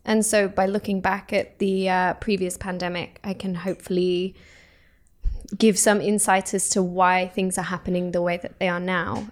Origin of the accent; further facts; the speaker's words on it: United Kingdom; moved away as an adult; now in Oslo, Norway; I come from the UK